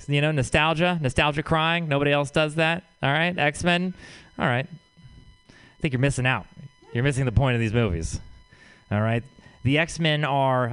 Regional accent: Texas, United States; moved away; I'm from Texas

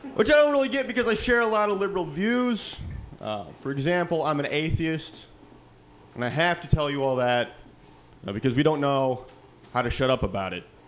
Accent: Midwest, United States; now in California, United States; I come from the Midwest

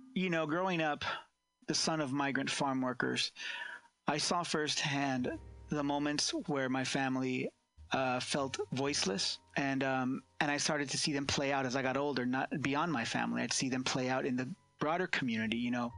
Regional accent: California's San Joaquin Valley, United States; I was born and raised here in California's San Joaquin Valley, the agricultural hub here

